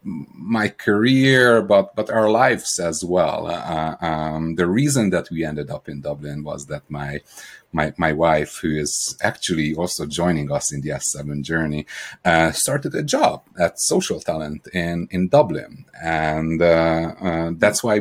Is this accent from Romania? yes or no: yes; Romania; accent: Eastern European; also born or lived in Hungary / Ireland; now in Seattle, United States; I'm the odd accent that you hear is Eastern European. I was born in Romania